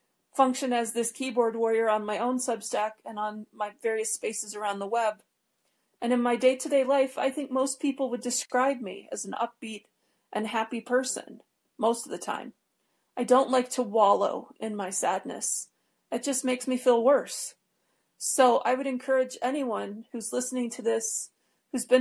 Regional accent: Detroit, Michigan, United States; the network that I grew up in Detroit

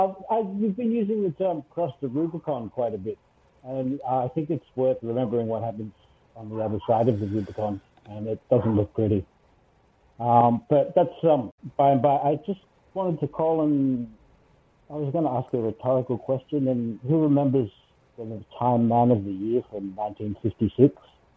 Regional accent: Australia

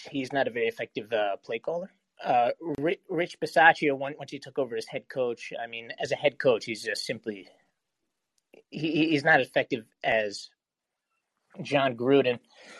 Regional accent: Connecticut, United States; I'm from Connecticut. I've lived in America for almost the entirety of my life.

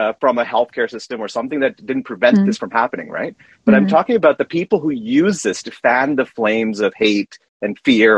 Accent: Canada; I'm a Canadian

